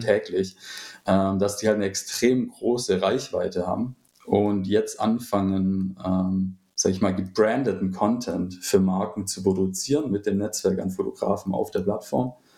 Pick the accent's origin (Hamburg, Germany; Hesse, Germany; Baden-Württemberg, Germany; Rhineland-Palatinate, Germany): Baden-Württemberg, Germany; Stuttgart area; hier, wo ich herkomme, also so aus dem Raum Stuttgart